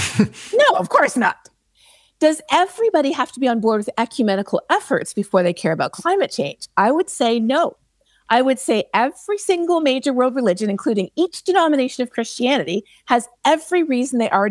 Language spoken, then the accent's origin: English; Canada; I am Canadian